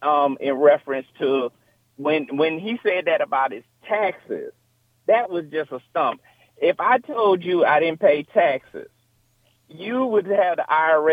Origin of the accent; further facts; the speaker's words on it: New York, United States; now in Atlanta, United States; I'm a New Yorker.